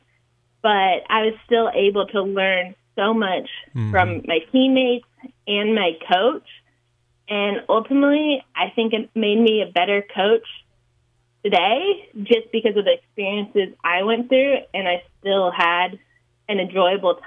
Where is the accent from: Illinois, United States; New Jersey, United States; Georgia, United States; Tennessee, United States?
Georgia, United States; moved away; I'm from Georgia